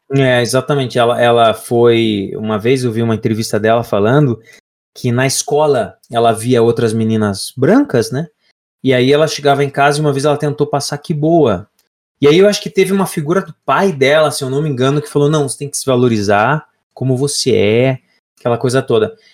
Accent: Lapa, Paraná, Brazil; Eu sou da cidade da Lapa, interior

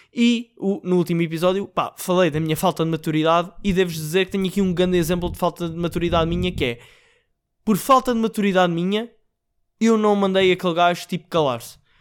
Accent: Portugal

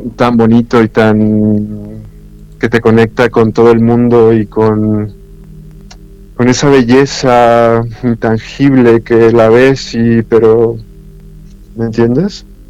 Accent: Mexico; soy mexicano

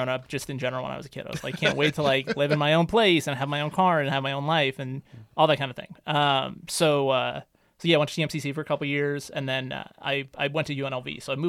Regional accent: Reno, Nevada, United States; moved away as an adult; also born or lived in Oakland, California / El Cerrito, California; So I'm from Reno originally. So, nice. Like, I consider myself a, like, pretty serious devotee of the city of Reno.

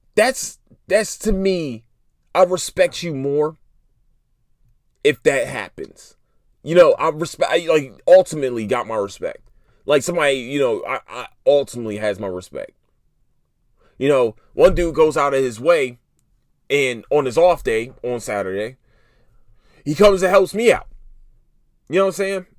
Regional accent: Philadelphia, Pennsylvania, United States; I'm from Philadelphia. I'm from North Philly

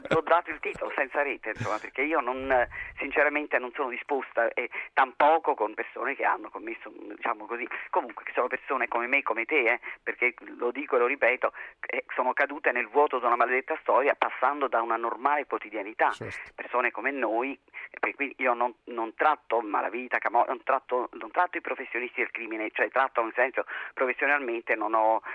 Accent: Naples, Campania, Italy; io sono una napoletana

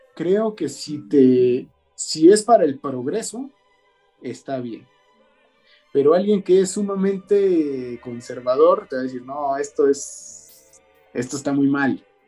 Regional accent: Mexico; nuestras obligaciones como mexicanos

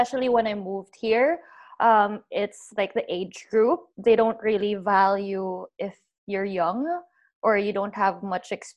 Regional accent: Philippines; being a Filipino

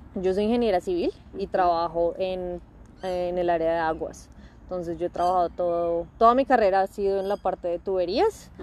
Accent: Bogotá, Colombia; moved away as an adult; now in Adelaide, Australia; yo soy bogotana

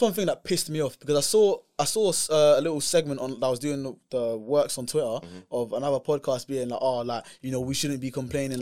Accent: United Kingdom; as a British person

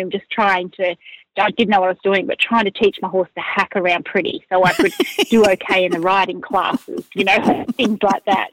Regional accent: Upper Hunter Valley, near Murrurundi, New South Wales, Australia; I grew up in the Upper Hunter Valley, a little district called Tymore, which is nestled in the Great Dividing Range, just east of Murundi

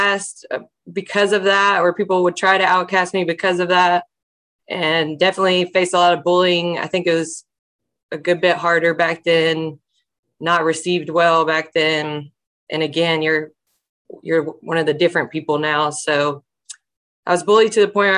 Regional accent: Alabama, United States; I was raised in Alabama

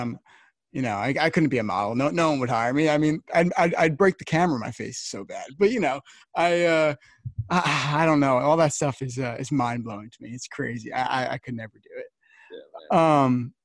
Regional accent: New Jersey, United States; I'm from New Jersey

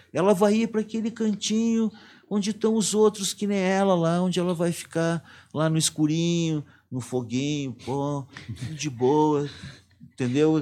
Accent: Brazil; eu ser brasileiro

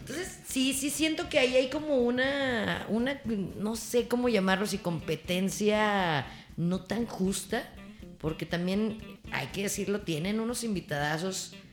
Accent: Torreón, Coahuila, Mexico; yo soy de Torreón y del mundo

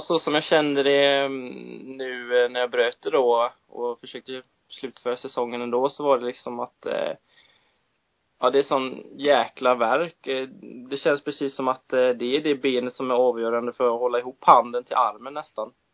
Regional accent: Sweden; jag har väl bott mer i den tror jag än vad jag har bott här hemma i Sverige

